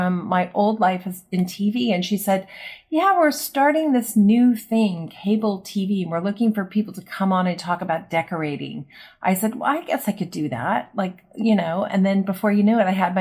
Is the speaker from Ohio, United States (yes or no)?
no; Los Angeles, California, United States; I am originally from Los Angeles